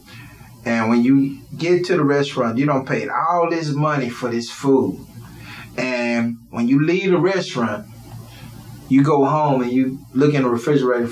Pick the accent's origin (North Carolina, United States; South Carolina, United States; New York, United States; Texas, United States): Texas, United States; Houston; also born or lived in The Woodlands, Texas; I come from the Woodlands area all the way to Third Ward, where I was raised